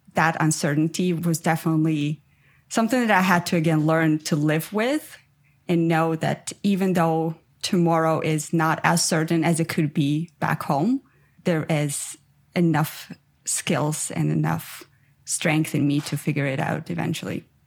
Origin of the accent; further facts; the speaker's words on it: Ukraine; English is a second language; moved away as an adult; also born or lived in Armenia; now in Canada; I'm originally from Armenia, but I grew up in Ukraine. And then about eight years ago, I moved to Canada.